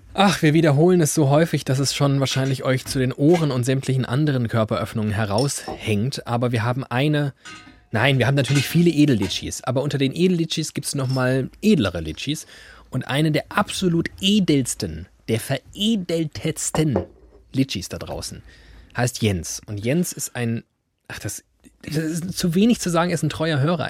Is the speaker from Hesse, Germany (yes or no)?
yes; Hesse, Germany; ich sage das als Hesse